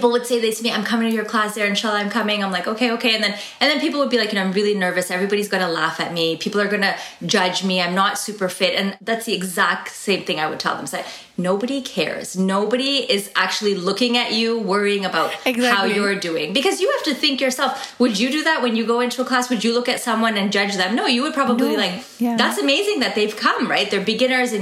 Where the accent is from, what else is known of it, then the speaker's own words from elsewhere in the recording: Toronto, Ontario, Canada; also born or lived in United States; And I live in Toronto, Canada. I was born in Toronto, lived here most of my life, all of my life, like 1 year we lived in the States